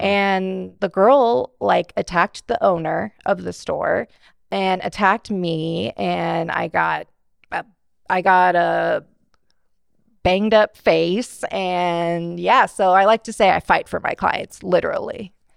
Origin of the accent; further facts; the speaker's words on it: Bakersfield, California, United States; I'm born and raised in Bakersfield, uh, went to Stockdale High School